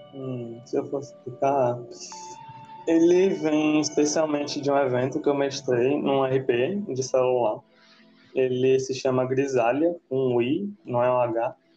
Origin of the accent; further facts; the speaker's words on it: Rio Grande do Norte, Brazil; numa cidade daqui do Rio Grande do Norte, de onde eu venho